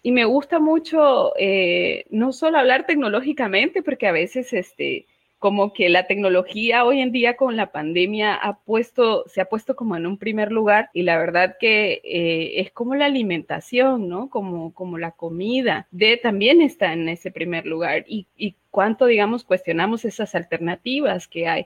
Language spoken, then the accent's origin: Spanish; Honduras; soy activista, feminista, hondureña, catracha, como dicen en, en Honduras